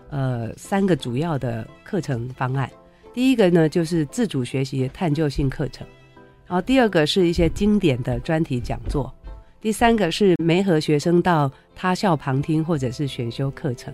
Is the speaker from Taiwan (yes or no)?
yes; Taoyuan, Taiwan; 我是桃园人啊，然后也是桃园国中毕业的校友